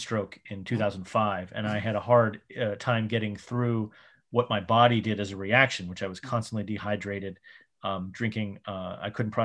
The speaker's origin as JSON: {"language": "English", "region": "New York", "country": "United States", "tie": "born or raised there", "said": "I grew up in New York in the 80s and 90s"}